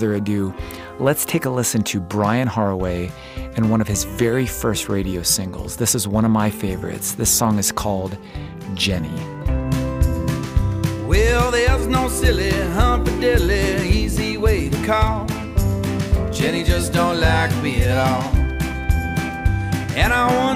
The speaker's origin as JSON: {"language": "English", "region": "East Coast", "country": "United States", "said": "I'm from the East Coast"}